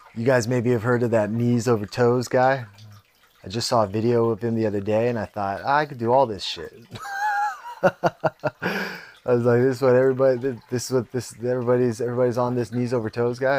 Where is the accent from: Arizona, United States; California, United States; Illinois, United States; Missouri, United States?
California, United States; San Jose; I grew up pretty fucking middle class. I mean, you think about being in San Jose